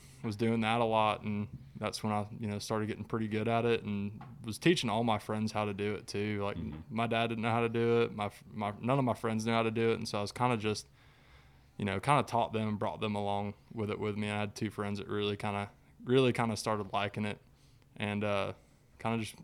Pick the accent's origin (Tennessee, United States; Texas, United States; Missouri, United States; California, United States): Tennessee, United States; Chattanooga; I grew up in Chattanooga, fishing like Lake Chickamauga over there for bass